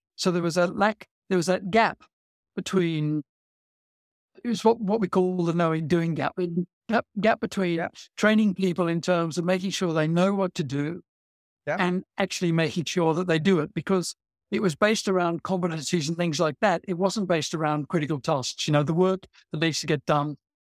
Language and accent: English; Australia; now in England, United Kingdom; I'm an Australian originally